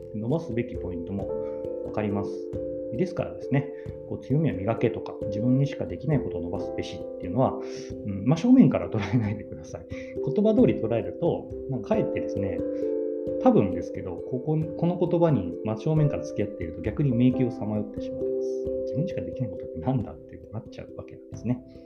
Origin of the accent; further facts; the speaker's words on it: Takamatsu, Kagawa, Japan; 地元の香川県高松市ってところでコピーライターって仕事をしてる